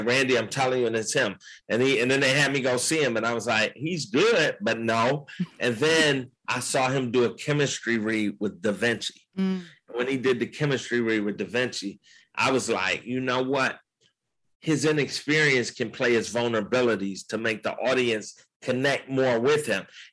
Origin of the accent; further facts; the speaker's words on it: Detroit, Michigan, United States; Detroit because that's my hometown